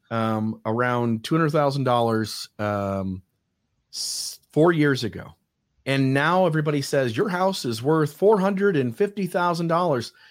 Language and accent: English; Ohio, United States; moved away; I came I came from Ohio, and again, the city I was talking about that I lived in, you could buy a house literally.